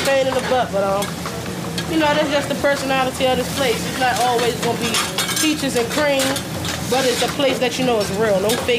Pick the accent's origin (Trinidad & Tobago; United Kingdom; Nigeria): Trinidad & Tobago; now in Baltimore, United States; I came from Trinidad and Tobago, and I ended up in Baltimore, Maryland, and this is where I've been since.